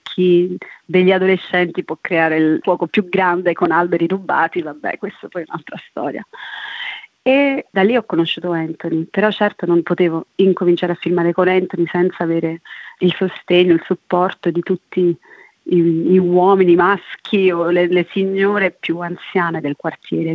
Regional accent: Casoria, Campania, Italy; moved away; also born or lived in London / Naples / Rio de Janeiro; vengo da Casoria, sono cresciuta tra Casoria e Londra e adesso sto vivendo tra Napoli e Rio de Janeiro

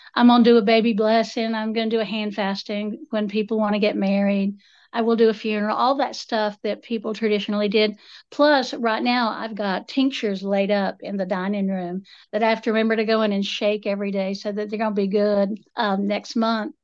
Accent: Appalachia, United States; I'm, I'm Appalachian multiple generations back

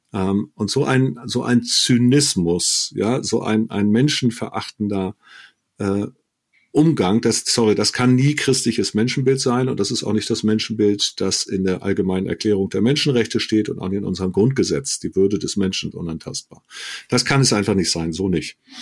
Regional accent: Germany; Deutscher bin ich, weil ich zu einer Tradition, einer Kultur, einem Rechtsstaat, einem System Ja sage

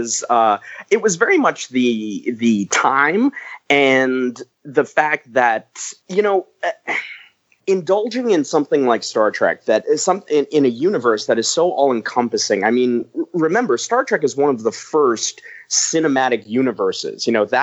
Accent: New York, United States; I grew up on Staten Island in New York

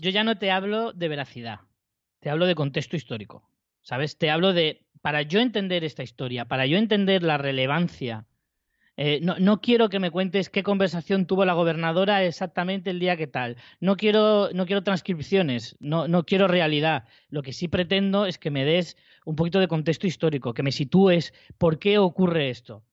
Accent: Spain; yo, como español

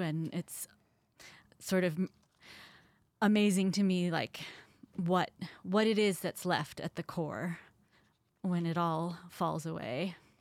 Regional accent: Columbia, Missouri, United States; moved away; I grew up in Columbia as part of a family band

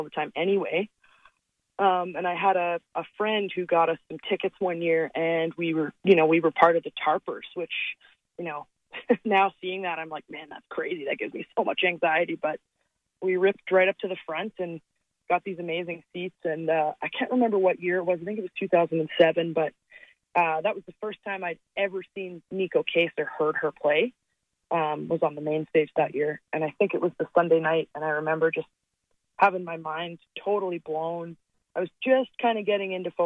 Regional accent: Calgary, Alberta, Canada; my hometown. And when you think about it, like Calgary's a big city

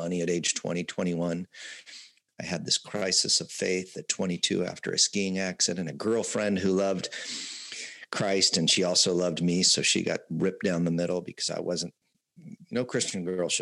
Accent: Southern California, United States; I grew up in Southern California, born in 1964

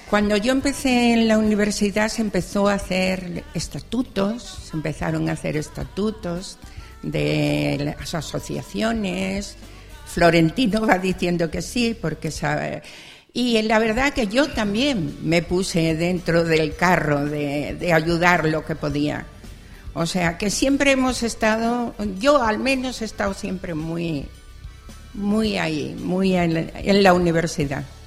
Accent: Barcelona, Catalonia, Spain; also born or lived in Extremadura; prácticamente criada en Barcelona

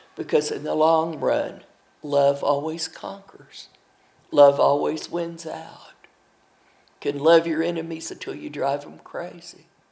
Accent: Milligan College, Tennessee, Booneville, Kentucky, Appalachia, United States; now in Dallas, United States; I'm from Milligan College, Tennessee, in Booneville, Kentucky. I currently live in Dallas, Texas

